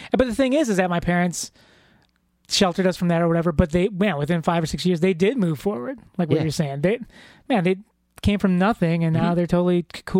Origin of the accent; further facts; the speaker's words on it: Chicago, Illinois, United States; I grew up, I'm first generation here in America, and I was born in Chicago